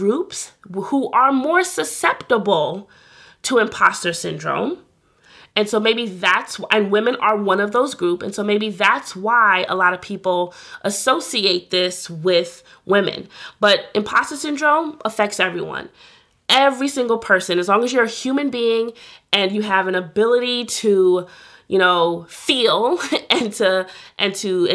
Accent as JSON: {"language": "English", "town": "New York City", "region": "New York", "country": "United States", "said": "I'm from New York"}